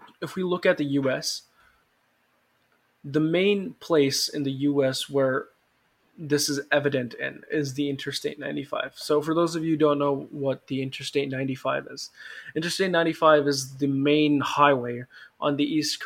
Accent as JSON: {"language": "English", "country": "India", "said": "because I am from India"}